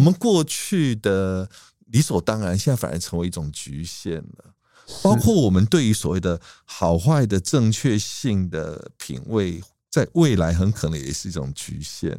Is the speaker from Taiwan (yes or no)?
yes; Taiwan; 我们台湾人